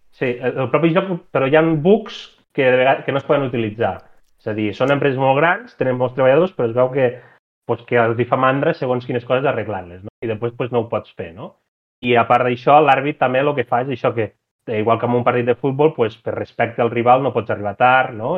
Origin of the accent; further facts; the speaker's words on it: Puigverd, Catalonia, Spain; now in Lleida, Spain; jo sóc d'un poble de Puigverd